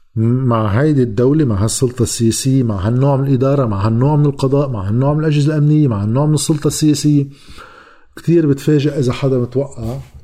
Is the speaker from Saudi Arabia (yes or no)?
no; Lebanon; لنا كلبنانيين